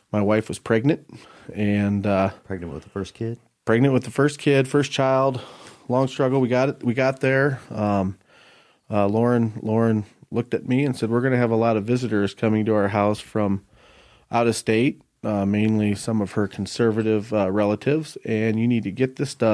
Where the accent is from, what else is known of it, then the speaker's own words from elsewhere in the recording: Iowa, United States; moved away as an adult; now in Colorado, United States; I come from Iowa, moved here roughly 18 years ago